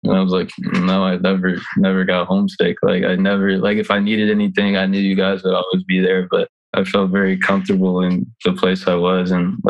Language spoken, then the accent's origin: English; Charlotte, North Carolina, United States; moved away as an adult; also born or lived in Santa Clara / Notre Dame; growing up where I grew up in Charlotte